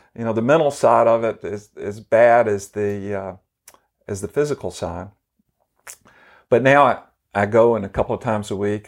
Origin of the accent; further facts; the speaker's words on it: Memphis, Tennessee, United States; We grew up within, uh, about five or six blocks from each other in East Memphis